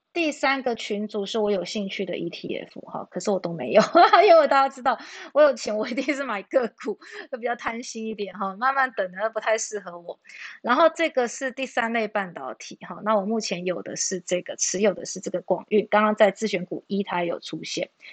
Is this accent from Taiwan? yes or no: yes; New Taipei, Taiwan; 我是新北的哈